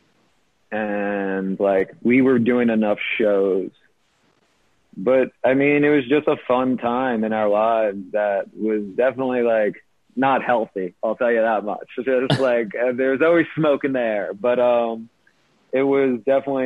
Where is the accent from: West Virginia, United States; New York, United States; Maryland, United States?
New York, United States; New York City; I grew up here in New York